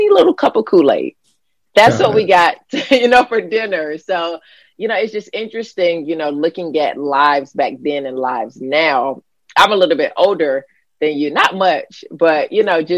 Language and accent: English; Florida, United States; growing up in Florida where I grew up